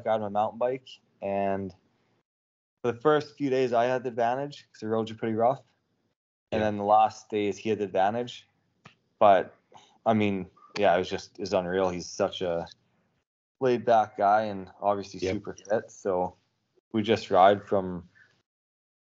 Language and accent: English; Canada; Growing up in Canada